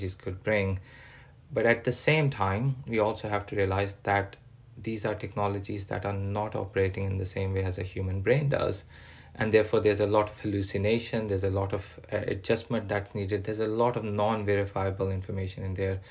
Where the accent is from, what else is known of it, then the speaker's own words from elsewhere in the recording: Pakistan; now in England, United Kingdom; I'm a Pakistani born British person living in England